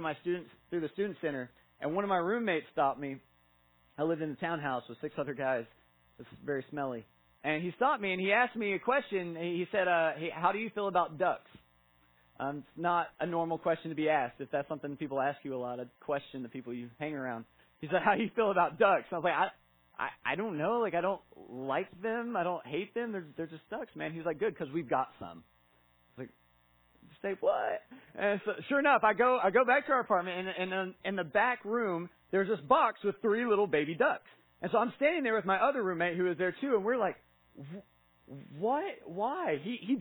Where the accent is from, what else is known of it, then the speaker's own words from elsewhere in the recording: Kingsport, Tennessee, United States; I'm from this area. I grew up in Kingsport.